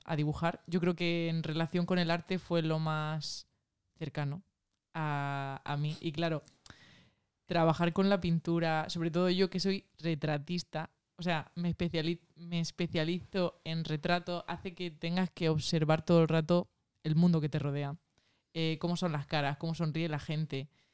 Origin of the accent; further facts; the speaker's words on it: Tabernas, Andalusia, Spain; also born or lived in Almería; Yo soy de Taberna, de Almería